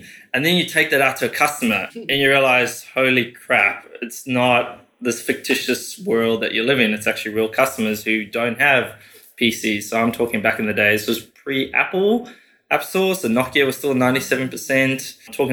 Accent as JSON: {"language": "English", "country": "South Africa", "tie": "born or raised there", "also_born_or_lived": "United Kingdom", "moved": "as an adult", "lives_now": "Australia", "said": "born and raised in South Africa, finished high school, went to the UK, worked there for 4 years"}